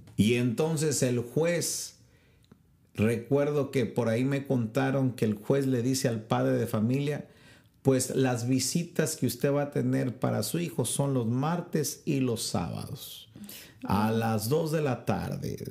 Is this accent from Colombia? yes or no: no; Mexico; en mi país, México